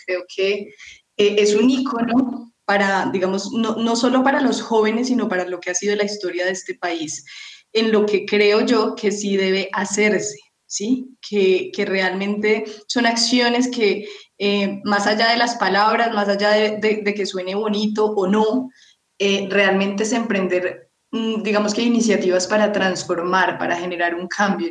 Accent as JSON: {"language": "Spanish", "country": "Colombia", "said": "como colombianos, eh, si, tenemos ese sentido de pertenencia por nuestro país"}